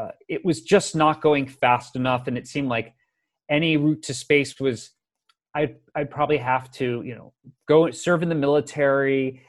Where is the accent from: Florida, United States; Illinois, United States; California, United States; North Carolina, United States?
Florida, United States; Tampa; I grew up in the Tampa, Florida area, it was the west coast of Florida.